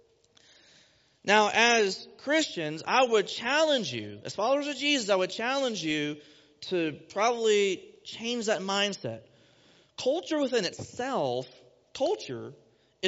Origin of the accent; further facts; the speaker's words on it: Texas, United States; accent: twangs; moved away as an adult; now in Ohio, United States; I'm from Texas, born and raised, and I moved here a few years ago to take the job as youth pastor here